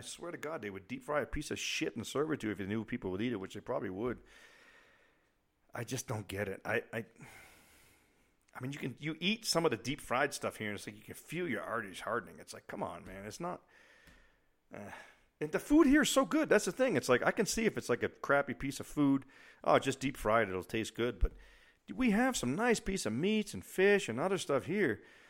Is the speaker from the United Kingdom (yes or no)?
no; New England, United States; also born or lived in Germany; I grew up in New England where, you know, we always used to say, oh, if you don't like the weather, just wait 5 minutes and it'll change.